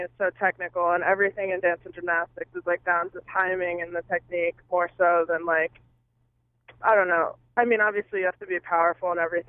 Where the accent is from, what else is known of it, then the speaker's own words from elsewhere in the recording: Ohio, United States; moved away as an adult; I grew up in Ohio